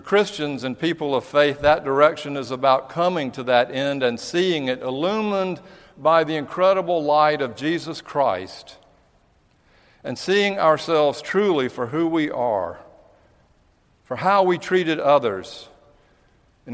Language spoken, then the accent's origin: English; United States; being an American